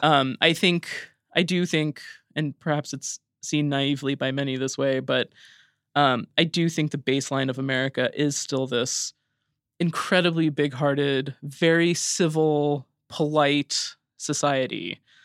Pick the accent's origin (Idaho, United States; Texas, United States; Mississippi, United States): Idaho, United States; moved away; I grew up in Idaho